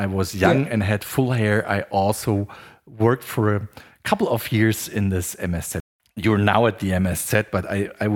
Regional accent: Swabia, Baden-Württemberg, Germany; I'm coming from Schwaben

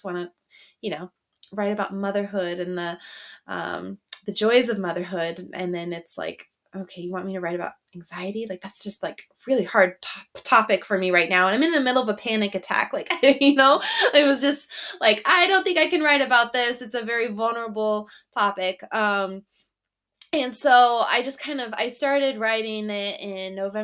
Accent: Montana, United States; moved away as an adult; now in Michigan, United States; I am in Michigan. I'm actually originally from Montana, though. My husband pulled me out here about 6 years ago

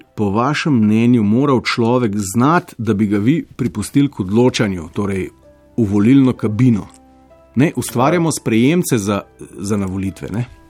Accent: Slovenia; Prvič po letu 91 smo Slovenci dočekali rasizem

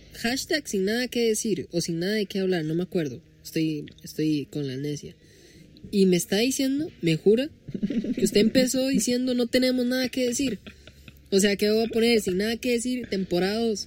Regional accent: Costa Rica; soy tico. Oh, oh, disculpa por ser tico. Soy tico.

